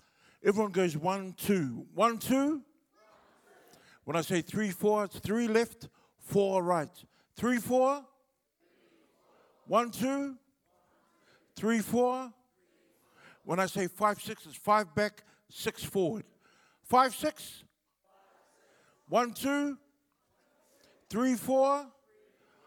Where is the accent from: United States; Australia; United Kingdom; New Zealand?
New Zealand; Wellington; first language Samoan; English is a second language; I was born in Wellington at a hospital called St. Helens